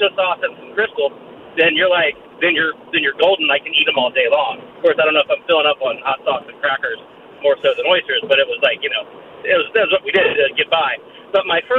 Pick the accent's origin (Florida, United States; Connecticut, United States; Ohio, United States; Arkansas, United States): Florida, United States; Jacksonville; now in San Francisco, United States; I'm from Jacksonville, Florida, and my best friend growing up was my neighbor